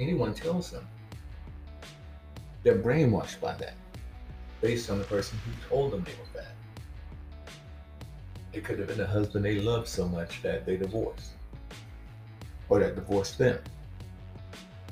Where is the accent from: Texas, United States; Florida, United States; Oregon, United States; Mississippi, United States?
Mississippi, United States; when I was young, growing up in Mississippi